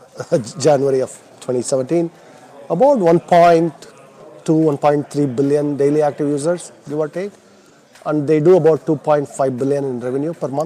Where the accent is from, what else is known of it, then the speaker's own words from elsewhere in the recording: India; moved away as an adult; now in United States; I was born and I grew up in India, and I came to the U.S. when I was 21 to go to graduate school